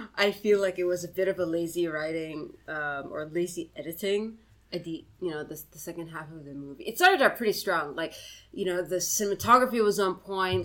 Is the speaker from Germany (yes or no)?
no; Singapore; As a Singaporean